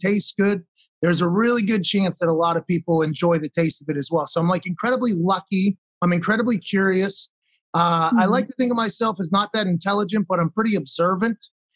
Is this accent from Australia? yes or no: no; Pittsburgh, Pennsylvania, United States; I was born in McGee's Women's Hospital in Pittsburgh